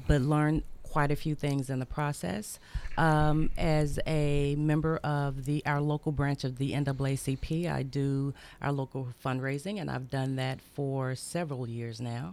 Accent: Memphis, Tennessee, United States; moved away as an adult; now in Murfreesboro, United States; I'm from Memphis.

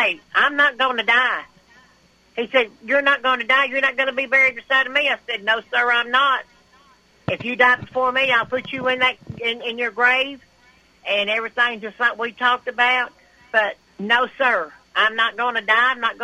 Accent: Westview, United States; I grew up in Westview

